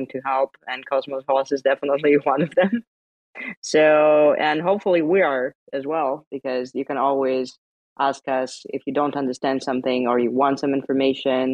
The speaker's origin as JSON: {"language": "English", "country": "Lithuania", "said": "I'm from Baltic states. I'm from Lithuania"}